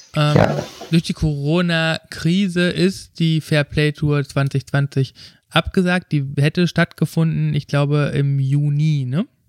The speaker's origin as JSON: {"language": "German", "area": "Ruhr area", "region": "North Rhine-Westphalia", "country": "Germany", "said": "ich komme aus dem Ruhrgebiet"}